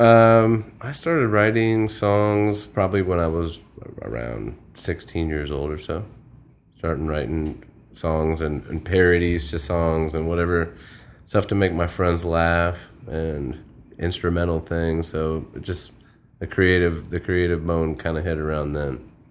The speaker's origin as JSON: {"language": "English", "town": "Springfield", "region": "Illinois", "country": "United States", "moved": "as an adult", "lives_now": "Florida, United States", "said": "I'm originally from Springfield, Illinois"}